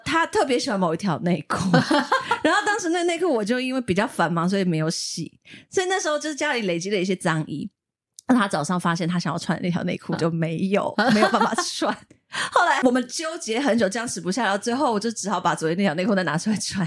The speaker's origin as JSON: {"language": "Chinese", "country": "Taiwan", "tie": "born or raised there", "said": "我们小时候住眷村，像是左营有一个那个八六眷村，对。那个眷村是我们老家改建的"}